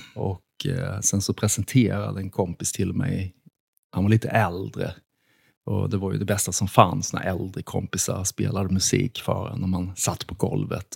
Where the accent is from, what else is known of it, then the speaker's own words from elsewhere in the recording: Karlshamn, Blekinge, Sweden; i min hemstad Karlshamn